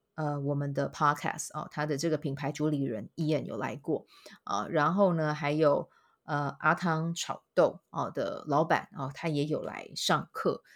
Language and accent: Chinese; Kaohsiung, Taiwan; now in Taipei, Taiwan; 想到我的故乡高雄这样子